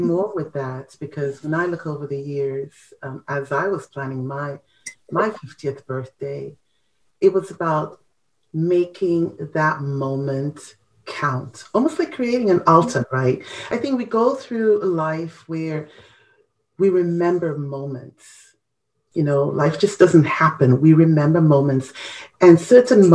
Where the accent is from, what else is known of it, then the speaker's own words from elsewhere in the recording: Ghana; our culture, you know, as a Ghanaian